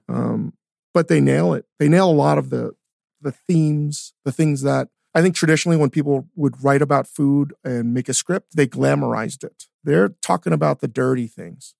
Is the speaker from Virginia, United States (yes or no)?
yes; Northern Virginia, United States; also born or lived in Richmond; I grew up in Northern Virginia.